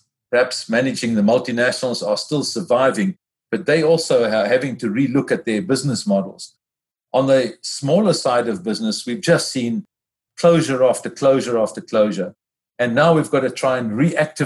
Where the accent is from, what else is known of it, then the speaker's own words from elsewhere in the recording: South Africa; my home country, South Africa